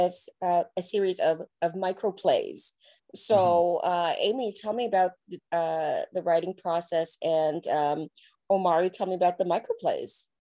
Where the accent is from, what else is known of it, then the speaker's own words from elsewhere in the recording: Jamaica; I'm Jamaican